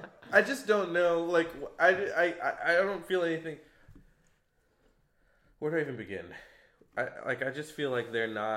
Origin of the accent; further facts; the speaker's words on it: Dallas, Texas, United States; also born or lived in Waco, Texas; Texas is, like, super country, and I actually grew up, I mean, I'm from Dallas, where you don't see a ton of horses